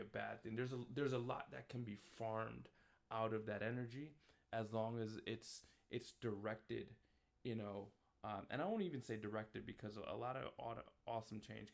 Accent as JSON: {"language": "English", "town": "New York City", "region": "New York", "country": "United States", "tie": "born or raised there", "also_born_or_lived": "Washington, D.C.", "moved": "as an adult", "lives_now": "Waterbury, United States", "said": "I grew up in Queens, New York, went to school in Manhattan"}